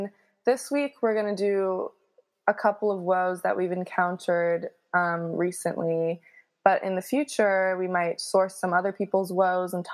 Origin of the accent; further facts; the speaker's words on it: San Francisco, California, United States; now in New York, United States; I'm from San Francisco. I currently live in New York.